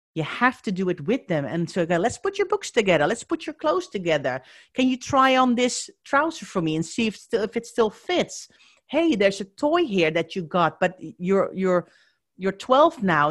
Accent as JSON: {"language": "English", "country": "Netherlands", "accent": "Dutch", "moved": "yes", "said": "if you are wondering where my accent is from, I am Dutch"}